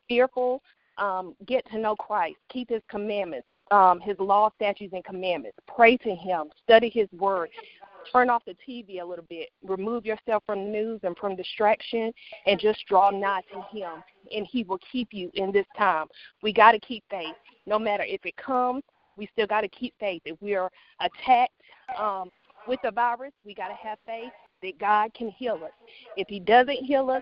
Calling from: Raleigh, North Carolina, United States; I'm calling from Raleigh, North Carolina

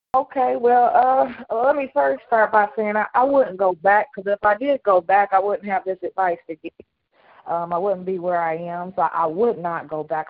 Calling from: Cincinnati, Ohio, United States; I'm calling from Cincinnati

